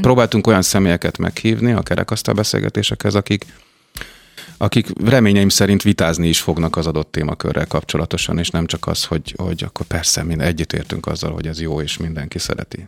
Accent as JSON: {"language": "Hungarian", "town": "Mórahalom", "region": "Csongrád-Csanád", "country": "Hungary", "moved": "yes", "said": "Csongrád megye Mórahalomról származom"}